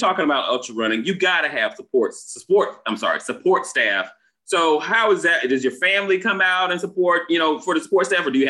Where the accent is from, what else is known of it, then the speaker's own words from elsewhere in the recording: Florida, United States; I'm from Florida.